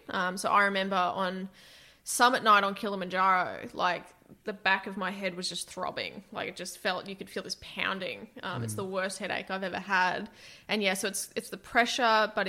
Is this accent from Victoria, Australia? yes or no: no; Toowoomba, Queensland, Australia; I grew up in Toowoomba